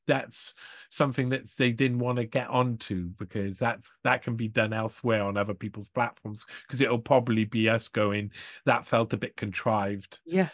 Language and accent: English; Wales, United Kingdom; I'm from Wales as well